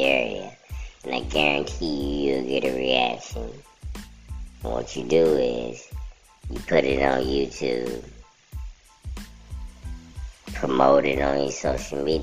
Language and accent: English; California, United States; I grew up there in California